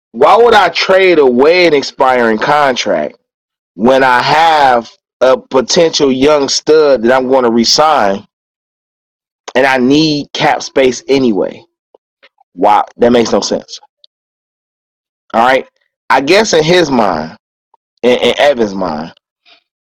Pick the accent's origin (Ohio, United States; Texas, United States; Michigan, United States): Ohio, United States; Cleveland; growing up in Cleveland